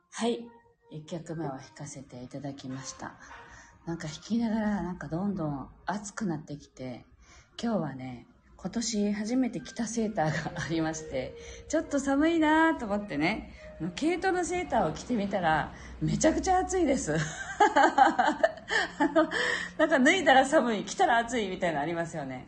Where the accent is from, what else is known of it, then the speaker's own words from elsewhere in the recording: Japan; 私たちが日本人であるこの地に生まれた